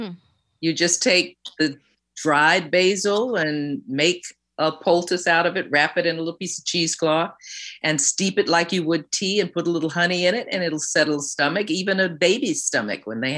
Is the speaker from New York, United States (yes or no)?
yes; New York City, New York, United States; growing up in New York City.